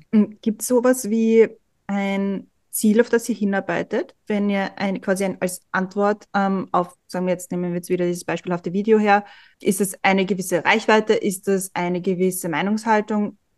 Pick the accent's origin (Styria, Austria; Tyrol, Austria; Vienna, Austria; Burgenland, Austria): Vienna, Austria; wir kommen ja alle drei aus Simmering